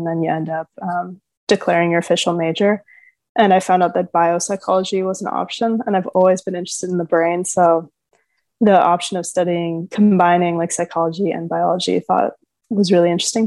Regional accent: California, United States; also born or lived in Santa Barbara, California; I'm from California.

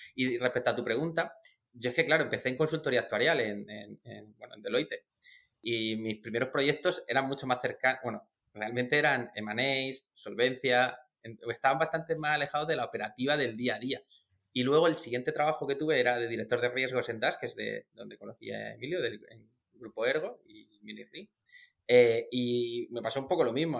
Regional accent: Murcia, Region of Murcia, Spain; soy del sur, que soy de Murcia

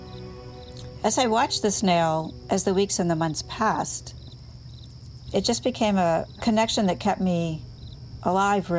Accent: Maine, United States; I landed back in my home state of Maine

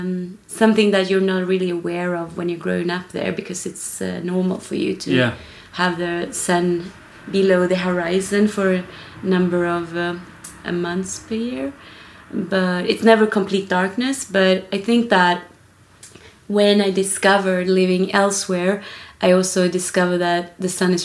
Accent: Kiruna, Norrbotten County, Sweden; moved away; I am originally Swedish. I was born in the north of Sweden.

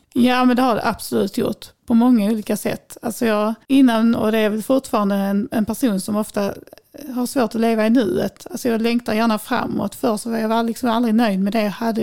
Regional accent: Vellinge, Skåne, Sweden; also born or lived in Lund / Dalby; sen när jag var fem så köpte mina föräldrar en tomt nere i djungelsen på Näset här i samma kommun som jag bor i idag, Vellinge

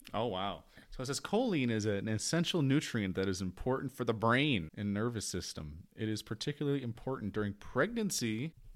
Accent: United States; I am an American.

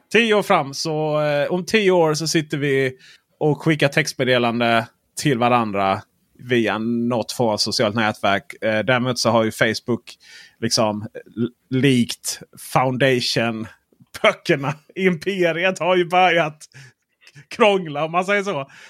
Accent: Blekinge, Sweden; jag är från Blekinge

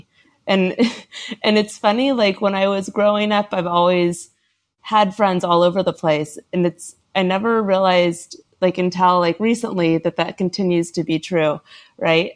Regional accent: Portland, Oregon, United States; now in New York, United States; I grew up in Portland, Oregon

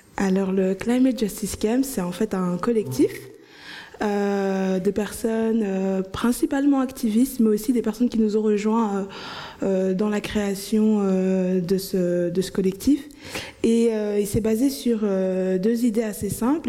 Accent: Anderlecht, Brussels-Capital Region, Belgium; Bruxelles, je dirais par exemple euh, Anderlecht, là où j'ai grandi

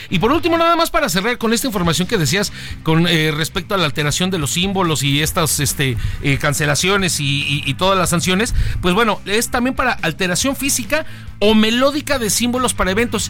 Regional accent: Mexico; uno como mexicano

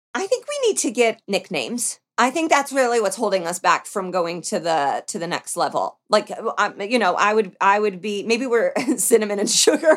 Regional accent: Indiana, United States; born or raised there; now in Los Angeles, United States

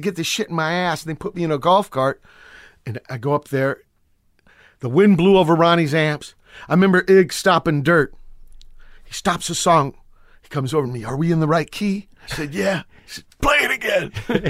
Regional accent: Virginia, United States; now in San Pedro, United States; Okay, I'm from Virginia. My pop's a sailor. He's an engine room guy.

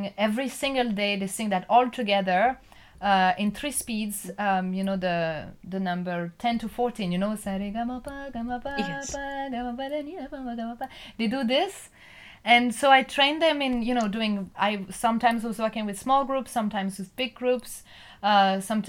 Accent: Nantes, Pays de la Loire, France; I'm from Nantes. I'm French.

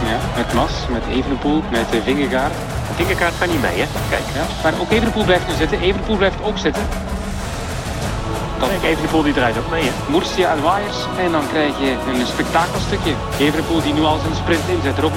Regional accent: Flanders, Belgium; Vlaamse dienaar.

